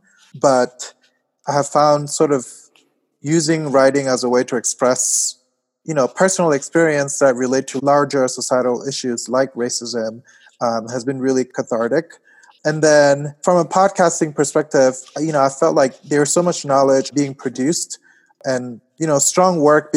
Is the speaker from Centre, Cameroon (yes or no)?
yes; Yaoundé, Centre, Cameroon; moved away as an adult; now in New Haven, United States; I grew up in Cameroon in Yaoundé, so I moved to the US about 10, 11 years ago to go to college